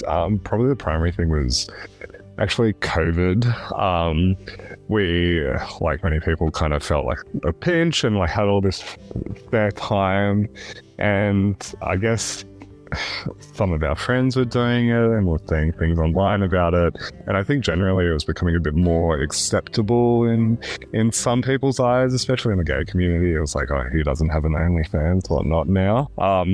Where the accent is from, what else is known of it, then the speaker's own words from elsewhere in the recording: Queensland, Australia; also born or lived in Canberra; now in Melbourne, Australia; I'm an Aussie born and bred.